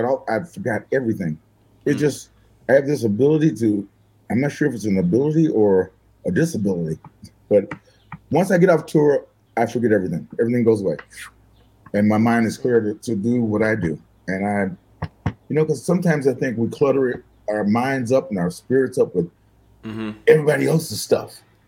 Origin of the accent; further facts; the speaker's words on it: Arkansas, United States; also born or lived in Michigan; I was born in Michigan. And when I was three, I think it was, my family moved back to Arkansas.